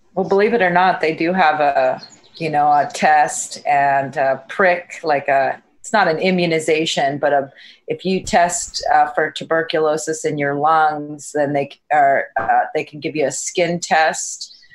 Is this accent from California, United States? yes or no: yes; San Francisco, California, United States; I grew up in San Francisco